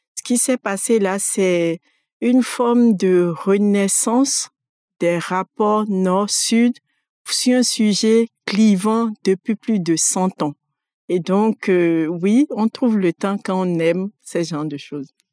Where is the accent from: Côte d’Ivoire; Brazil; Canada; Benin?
Benin; Abomey, Zou; moved away as an adult; also born or lived in Porto-Novo, Benin; now in France; Je suis née au Bénin, à Abomé, Et j'ai grandi, j'ai fait une partie de mon enfance dans la ville d'où sont partis les trésors Abomé. J'y suis restée jusqu'à l'entrée en sixième et je suis passée après à Porto Novo où j'ai fait le collège et le lycée